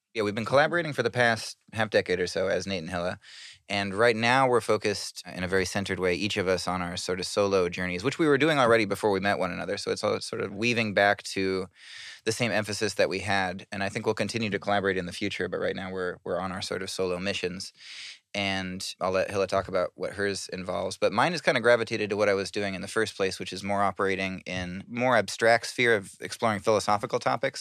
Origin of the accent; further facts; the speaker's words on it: north of Seattle, Washington, United States; moved away as an adult; now in New York City, United States; I come from Washington State, from a little town north of Seattle, and it's just like surrounded in trees. Like I live, I, I grew up like playing around in the woods